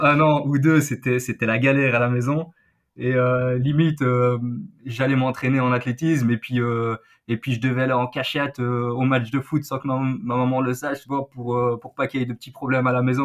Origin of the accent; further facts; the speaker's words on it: Belgium; Chez nous, en Belgique